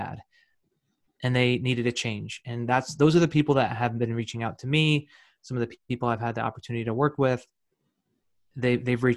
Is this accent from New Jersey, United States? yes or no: yes; New Jersey, United States; I'm from New Jersey, and I'm born and raised in New Jersey.